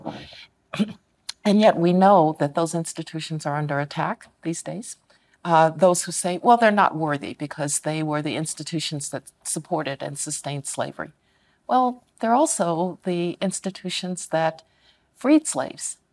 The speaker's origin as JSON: {"language": "English", "town": "Denver", "region": "Colorado", "country": "United States", "tie": "born or raised there", "said": "I remember as a kid growing up in Denver"}